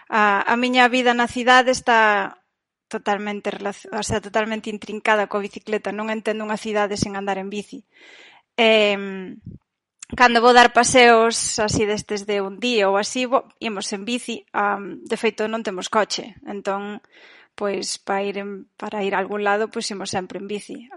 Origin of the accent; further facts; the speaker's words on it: Brión, Galicia, Spain; moved away as an adult; also born or lived in Santiago de Compostela / Portland / California; now in Amsterdam, Netherlands; Parroquia de Ons, aldea de Ons da Baixo